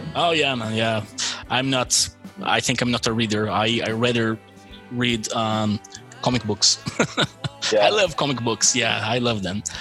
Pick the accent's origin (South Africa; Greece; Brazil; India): Brazil; accent: American; English is a second language; also born or lived in Malta; I'm from Brazil.